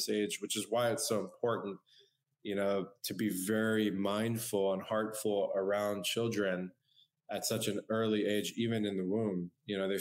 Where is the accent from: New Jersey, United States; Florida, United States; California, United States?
California, United States; San Diego; I was born and raised in San Diego, California